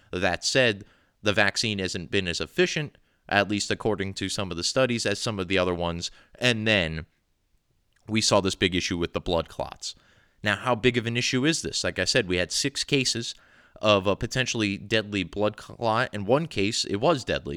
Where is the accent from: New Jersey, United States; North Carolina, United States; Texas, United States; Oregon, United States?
New Jersey, United States; I've grown up here